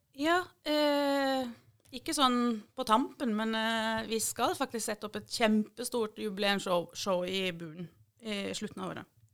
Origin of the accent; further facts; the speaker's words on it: Eastern Norway, Norway; now in Mandal, Norway; Jeg har jo bodd her lenger enn jeg har bodd på Østlandet